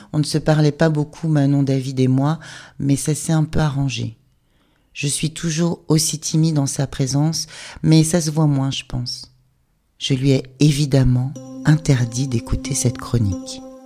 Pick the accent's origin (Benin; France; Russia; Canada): France; Rennes, Brittany; on est de Rennes